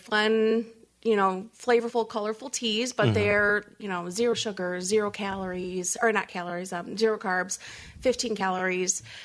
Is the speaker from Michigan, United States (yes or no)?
yes; Coloma, Michigan, United States; I am a born and raised Michigander.